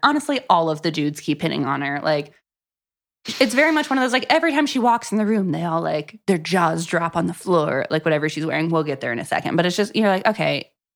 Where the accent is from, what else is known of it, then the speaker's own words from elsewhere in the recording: Florida, United States; I grew up in Florida.